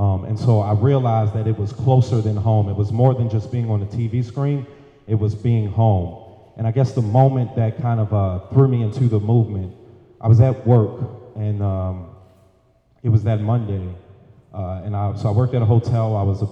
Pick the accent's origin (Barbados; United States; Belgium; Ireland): United States; Baltimore, Maryland; I'm from Baltimore, Maryland.